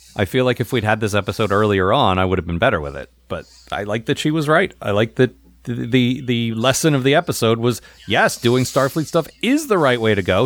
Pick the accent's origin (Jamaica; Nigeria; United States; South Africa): United States; as an American